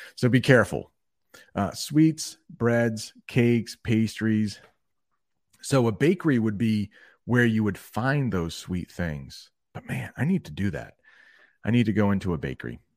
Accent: Maine, United States; I'm from Maine, and that is in the northern part of the United States.

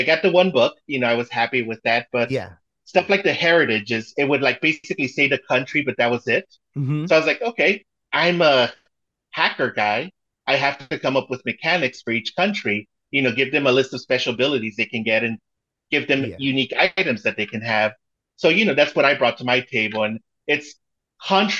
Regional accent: Mexico; moved away; I was born in Mexico, but my mom is American, and she made sure I spoke English. So we would speak it in the house and then I'd speak Spanish, you know, at school

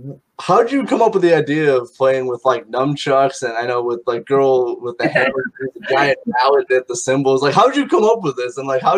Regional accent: Mishawaka, Indiana, United States; right here in Mishawaka, Indiana, my hometown.

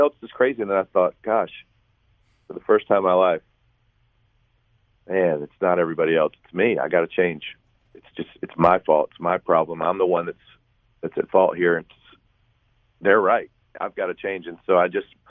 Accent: St. Simons Island, Georgia, United States; my hometown of St. Simon's Island, Georgia

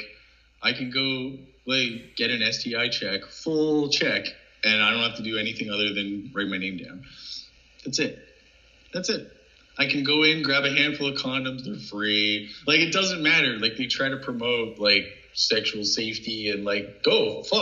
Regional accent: Canada; Canadians travel to the States

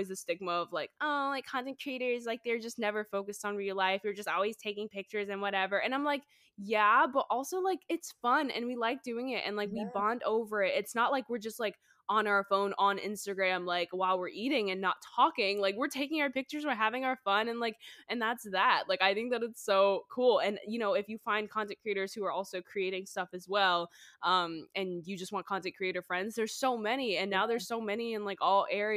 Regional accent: North Carolina, United States; now in Los Angeles, United States; we're both from North Carolina too

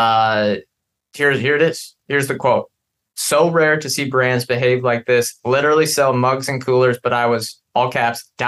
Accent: Pacific Northwest, United States; we're from the Pacific Northwest

